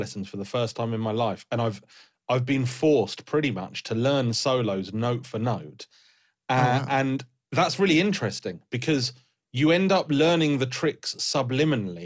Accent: United Kingdom; I'm British

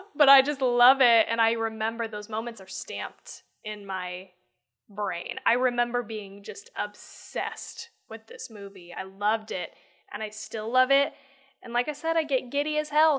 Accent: United States

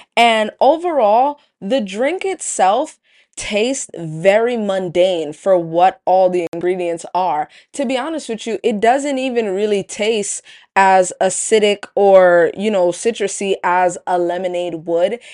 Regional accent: New York City, New York, United States; Where I grew up in Brooklyn, there just were no Panera Breads around

